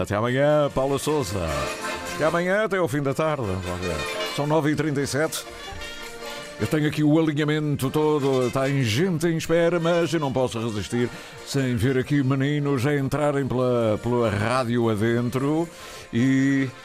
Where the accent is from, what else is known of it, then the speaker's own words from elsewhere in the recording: Portugal; trabalhamos em Portugal, somos portugueses